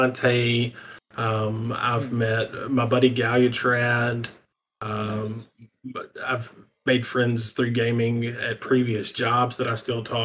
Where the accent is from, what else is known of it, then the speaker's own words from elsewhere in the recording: South Georgia, United States; also born or lived in southern US states; I'm from the southern US. I grew up in South Georgia